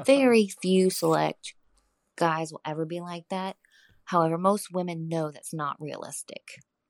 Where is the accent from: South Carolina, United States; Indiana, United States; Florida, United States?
Florida, United States; accent: Floridian; I have a Floridian accent, not a Texan accent.